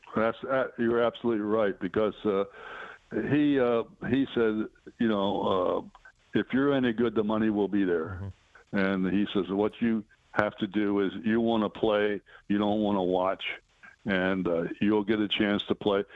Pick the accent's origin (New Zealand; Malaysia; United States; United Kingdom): United States; Baltimore, Maryland; moved away; that was in Baltimore, my hometown